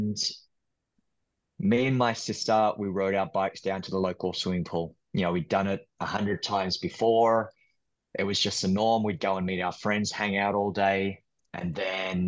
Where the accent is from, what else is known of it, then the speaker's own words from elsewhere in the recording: Queanbeyan, New South Wales, Australia; moved away as an adult; now in New York, United States; I'm Australian. I grew up in Australia. I now live in New York. I've been here for the past 15 years, but I grew up in a small town called Queanbeyan, and Queanbeyan is just outside of Canberra.